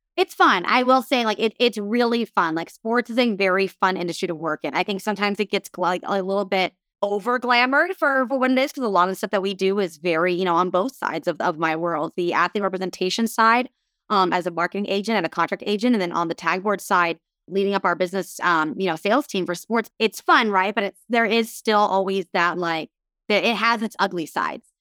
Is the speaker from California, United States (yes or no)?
yes; Southern California, United States; I grew up in Southern California.